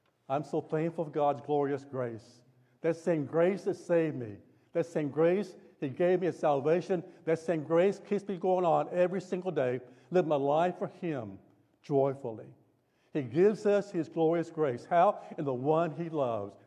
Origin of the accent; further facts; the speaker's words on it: Tulsa, Oklahoma, United States; moved away; I grew up in Tulsa.